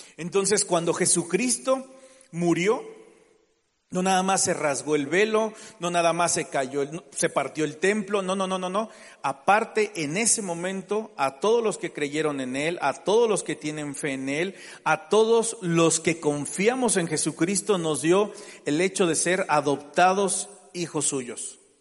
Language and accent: Spanish; Mexico; Tenemos la mentalidad como mexicano